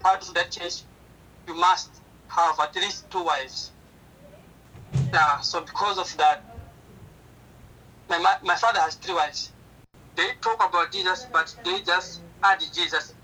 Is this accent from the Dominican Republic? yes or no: no; Sussundenga district, Manica, Mozambique; I was born in Sosundenga district in Manica province in Mozambique